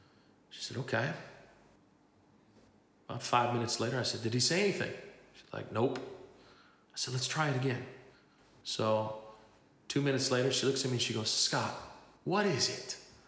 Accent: Tlajomulco de Zuniga, Jalisco, Mexico; arrested them in my hometown of Tlajomulco de Zuniga in Mexico

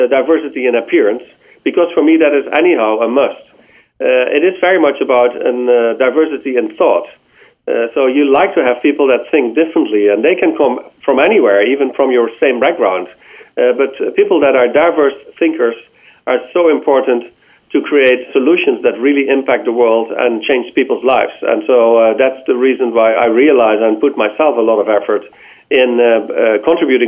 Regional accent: Netherlands; I'm from the Netherlands

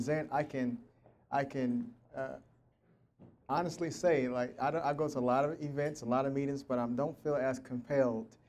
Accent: Tulsa, Oklahoma, United States; I'm from Tulsa, Oklahoma, born and raised here

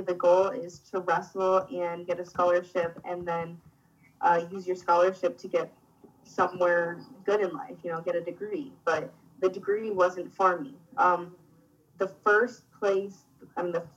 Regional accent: Ohio, United States; moved away; also born or lived in Pennsylvania; I grew up in Ohio, so I grew up wrestling in two of the hardest states to wrestle in the United States, Ohio and Pennsylvania

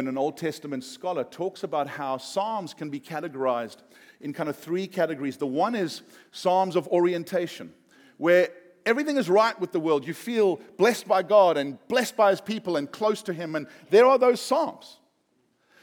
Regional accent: South Africa; I'm South African

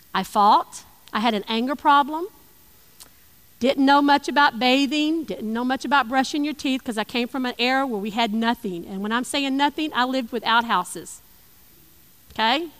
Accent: East Tennessee, United States; I lived in East Tennessee.

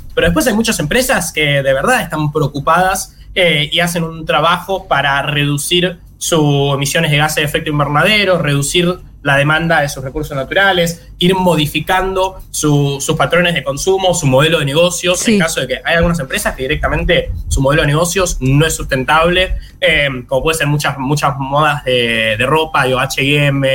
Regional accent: Argentina

